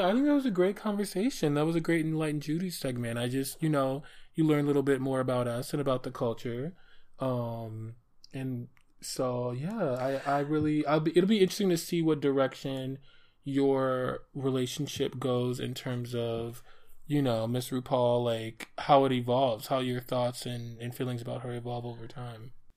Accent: Detroit, Michigan, United States; also born or lived in New York City; my hometown here of Detroit

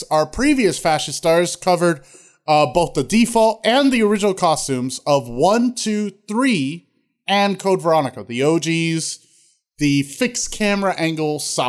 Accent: United States; I'm American.

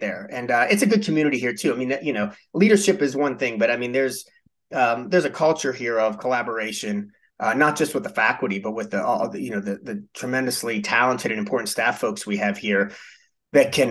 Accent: Pittsburgh, Pennsylvania, United States; moved away as an adult; also born or lived in Midwest; I was born and raised in Pittsburgh

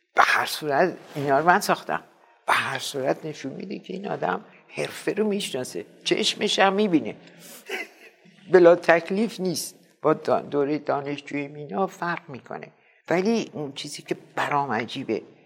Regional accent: Mashhad, Razavi Khorasan, Iran; moved away; also born or lived in Paris, France; همشهری فردوسی

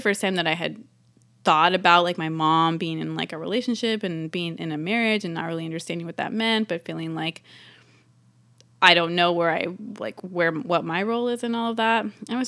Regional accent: California, United States; I grew up in the San Francisco, like, East Bay, and I'm the second daughter of three, so I'm the middle child.

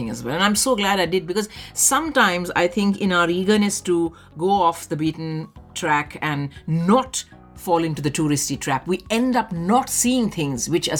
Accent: Delhi, India; moved away; about my childhood, about growing up in Delhi.

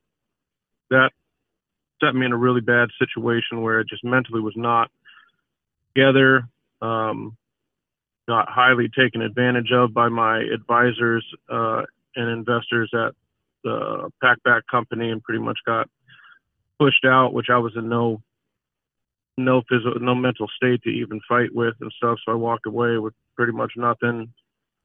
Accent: Alaska, United States; I grew up in Alaska.

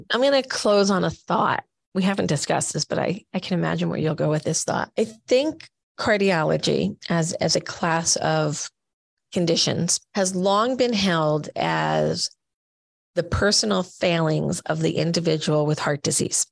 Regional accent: Rockaway, New Jersey, United States; I'm just this little kid living in Rockaway, New Jersey

